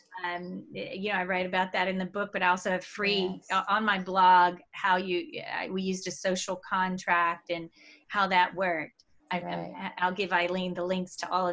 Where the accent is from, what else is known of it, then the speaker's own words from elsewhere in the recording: Mexico; moved away; I'm from Mexico